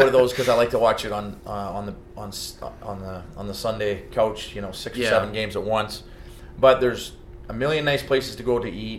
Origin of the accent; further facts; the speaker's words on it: White Rock, British Columbia, Canada; now in Los Angeles, United States; I grew up in White Rock, which is suburb of Vancouver, 30 mm-hmm. minutes outside of Vancouver. And, yeah, I went to school there